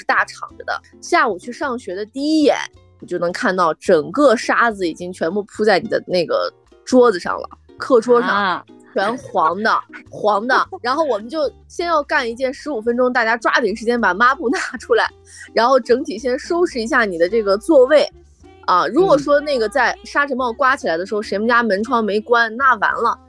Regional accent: Jiuquan, Gansu, China; moved away; 你像我的家乡是在酒泉嘛，我们在最西边的这个地方。其实酒泉的话和新疆话非常像。

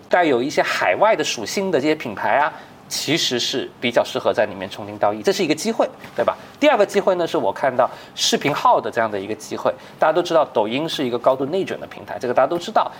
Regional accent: China; 其实我们中国人更领先的

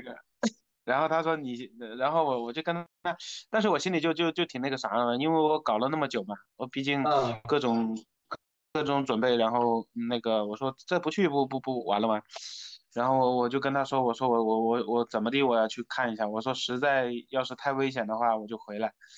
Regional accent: Jiangxi, China; moved away; also born or lived in Tianjin; 我是江西人，我，老家江西的

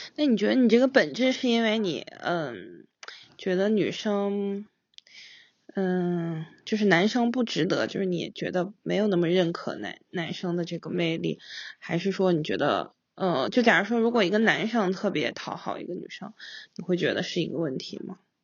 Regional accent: Singapore; also born or lived in China; 在我们小的时候，在新加坡那个环境下

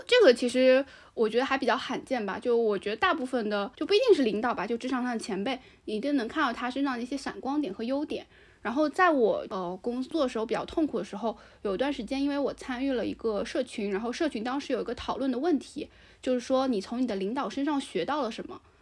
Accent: China; 我们中国人嘛，其实还是有点讳疾忌医的

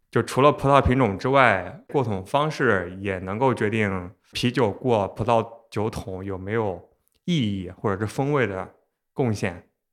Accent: Xuzhou, Jiangsu, China; 我是徐州人，和山东就很近，而且我小时候爷爷奶奶家也有枣树

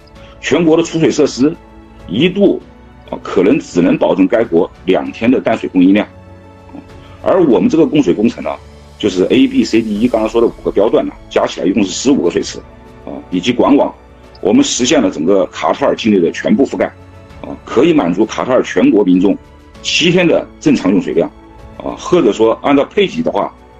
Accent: China; 这个我们中国人建呢，呃，是世界五百强

